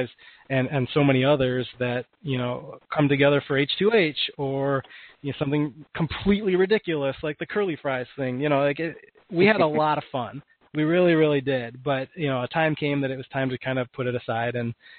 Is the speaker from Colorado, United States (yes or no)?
no; Detroit, Michigan, United States; moved away as an adult; I grew up in Michigan. My parents are both huge hockey fans, and I've been going to games since I was an infant